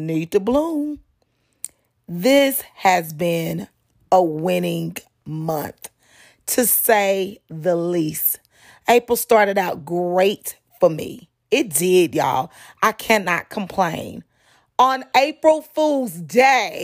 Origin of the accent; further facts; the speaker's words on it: Dallas, Texas, United States; now in Houston, United States; in high school, growing up in Dallas, Texas